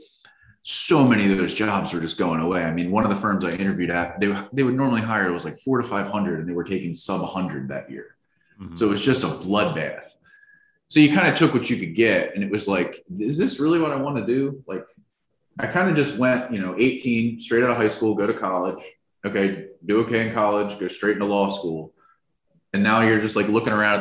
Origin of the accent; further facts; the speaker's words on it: New Jersey, United States; moved away; also born or lived in South Carolina; I'm from New Jersey and I went to school in South Carolina